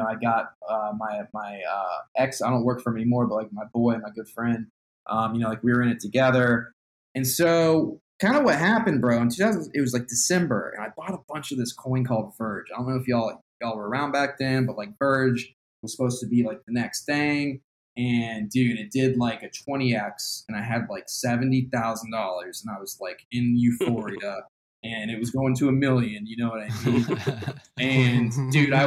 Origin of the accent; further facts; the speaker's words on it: Austin, Texas, United States; I'm from Austin, Texas.